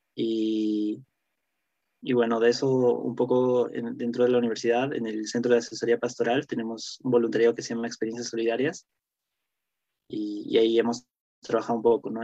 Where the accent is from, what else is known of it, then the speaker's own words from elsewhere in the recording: Cusco, Peru; moved away as an adult; also born or lived in Lima; yo soy de Cusco y cuando llegamos a, a Lima a estudiar